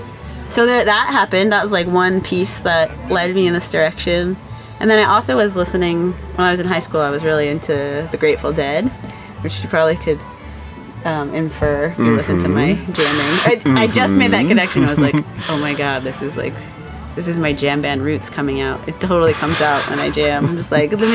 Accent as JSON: {"language": "English", "town": "Winston-Salem", "region": "North Carolina", "country": "United States", "tie": "born or raised there", "said": "I grew up in North Carolina"}